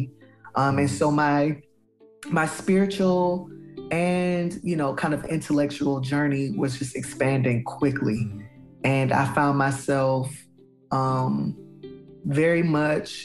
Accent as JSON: {"language": "English", "area": "Palm Beach County", "region": "South Florida", "country": "United States", "tie": "born or raised there", "moved": "yes", "said": "I grew up in South Florida in a very large county named Palm Beach County"}